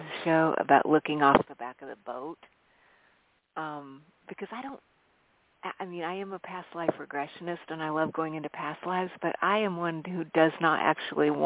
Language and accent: English; Albuquerque, New Mexico, United States; also born or lived in Colorado Springs, Colorado / Arizona; I grew up in a very eclectic household where I grew up in Albuquerque, New Mexico, and lived in the Colorado Springs area